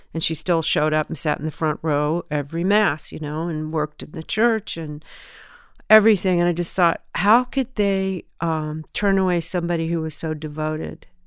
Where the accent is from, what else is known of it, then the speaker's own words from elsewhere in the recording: Southern California, United States; also born or lived in Memphis, Tennessee; I was born in Memphis. We moved to, um, Southern California when I was three, and I was raised in Southern California